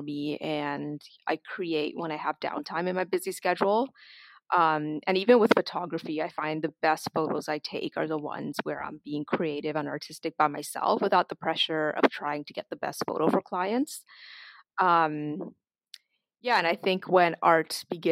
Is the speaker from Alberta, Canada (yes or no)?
no; Toronto, Ontario, Canada; also born or lived in Trinidad and Tobago; growing up in Toronto and the greater Toronto area